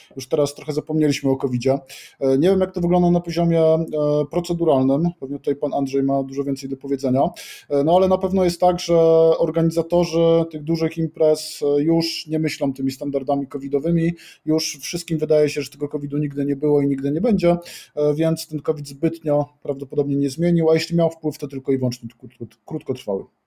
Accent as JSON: {"language": "Polish", "town": "Kraków", "region": "Lesser Poland", "country": "Poland", "said": "jestem z Krakowa"}